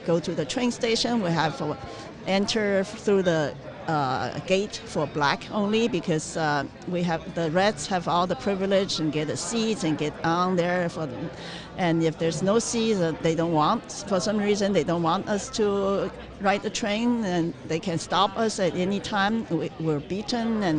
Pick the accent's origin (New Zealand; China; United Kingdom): China; moved away; I was born in China in 1958.